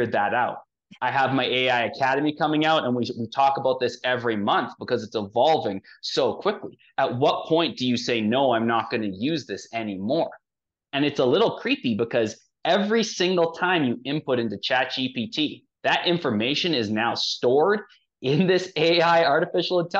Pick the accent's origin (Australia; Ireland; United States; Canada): Canada; I come from Canada